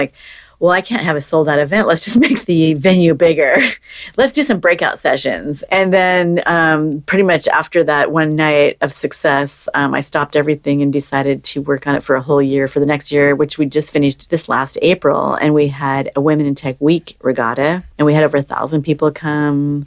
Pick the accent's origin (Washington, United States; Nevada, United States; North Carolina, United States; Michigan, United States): Washington, United States; Seattle; born and raised in Seattle, it's in my blood. I'm never leaving here